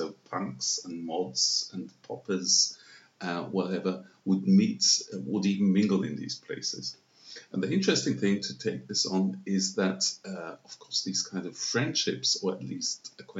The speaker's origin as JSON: {"language": "English", "region": "Vienna", "country": "Austria", "tie": "born or raised there", "said": "growing up right in the center of town was like growing up in a village because all the courtyards were open."}